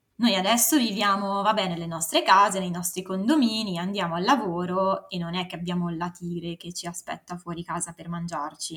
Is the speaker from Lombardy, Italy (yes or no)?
yes; Varese, Lombardy, Italy; moved away as an adult; now in Milan, Italy; sono cresciuta a Varese